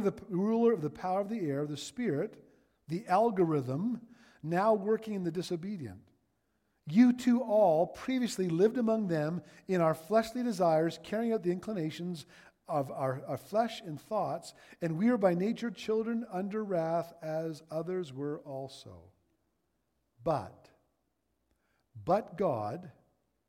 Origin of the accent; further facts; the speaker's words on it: Ontario, Canada; now in Alberta, Canada; I'm from Ontario